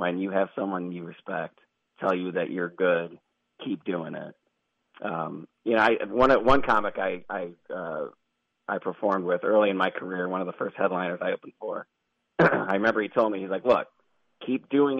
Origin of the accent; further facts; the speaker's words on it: Chicago, Illinois, United States; now in Phoenix, United States; I grew up in Chicago and then I moved to Phoenix